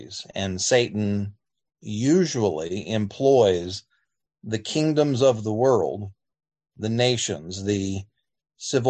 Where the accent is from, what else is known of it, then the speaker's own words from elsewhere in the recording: United States; As American Christians